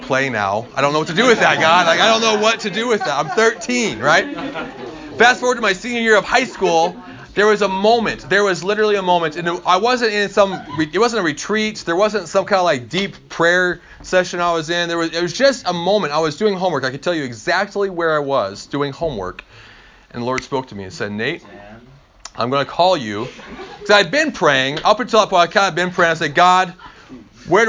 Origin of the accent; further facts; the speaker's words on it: Eastern Oregon, United States; I grew up in Eastern Oregon